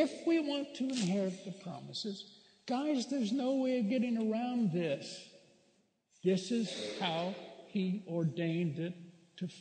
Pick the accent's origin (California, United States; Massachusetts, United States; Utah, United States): California, United States; Bakersfield; my hometown of Bakersfield